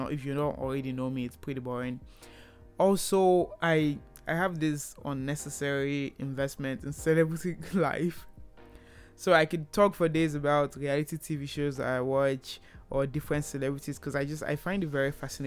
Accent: Nigeria; moved away as an adult; now in Canada; I moved from Nigeria to Canada for school, so I am Nigerian

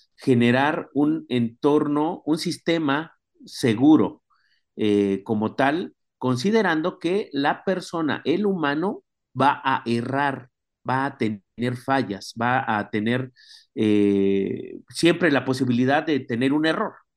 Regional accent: Mexico; ya tenemos como mexicanos un derecho

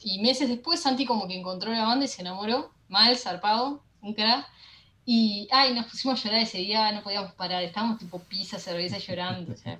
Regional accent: Uruguay; somos un país buena onda, lo que tenemos que, para mí está de menos, es como que eh, el uruguayo es como medio, no baila desquiciado como el argentino

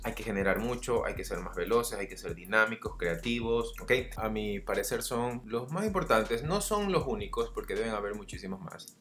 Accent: Guayaquil, Guayas, Ecuador; yo soy de Ecuador, ciudad de Guayaquil

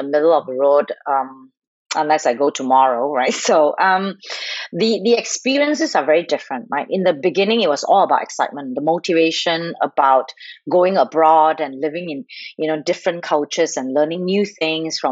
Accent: Malaysia; moved away as an adult; also born or lived in United States / China; now in Singapore; I am a Malaysian Chinese who have moved from, born and bred in Malaysia

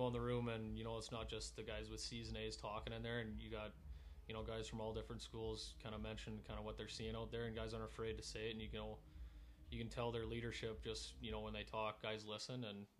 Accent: Portage la Prairie, Manitoba, Canada; moved away as an adult; now in Minot, United States; from Portage Prairie, Manitoba.

